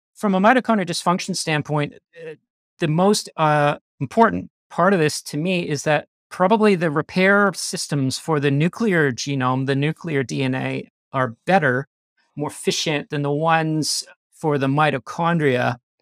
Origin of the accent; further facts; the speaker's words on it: Canada; accent: Canadian; moved away as an adult; now in Australia; I grew up in Canada. I lived there till I was twenty-six, and then I went to Australia